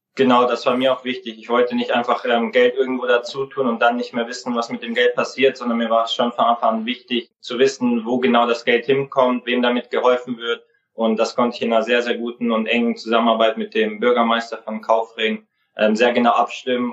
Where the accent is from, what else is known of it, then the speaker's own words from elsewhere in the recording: Kaufering, Bavaria, Germany; now in Mönchengladbach, Germany; Ich bin in Kaufen aufgewachsen